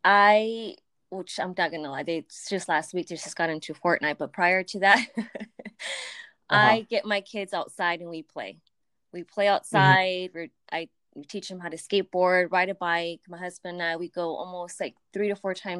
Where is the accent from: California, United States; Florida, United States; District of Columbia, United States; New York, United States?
California, United States; Los Angeles; also born or lived in Mission Hills, California; I'm from Sylmar